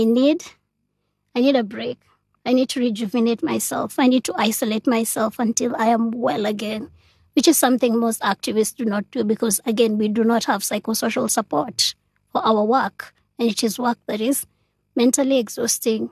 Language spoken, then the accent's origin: English; Nairobi, Kenya; I also grew up in Madare